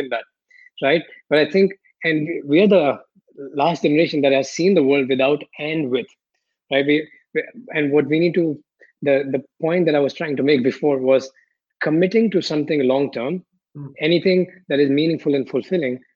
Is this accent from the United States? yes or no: no; India; also born or lived in Philippines / Malaysia / Paris, France; now in Barcelona, Spain; growing up in India